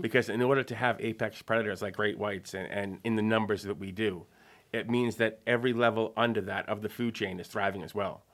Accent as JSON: {"language": "English", "town": "Marshfield", "region": "Massachusetts", "country": "United States", "tie": "born or raised there", "said": "I grew up in Marshfield"}